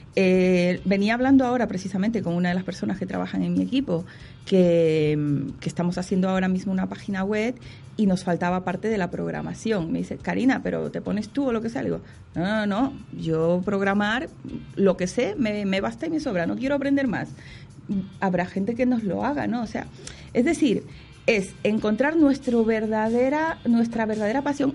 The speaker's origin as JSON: {"language": "Spanish", "country": "Ecuador", "said": "yo soy ecuatoriana"}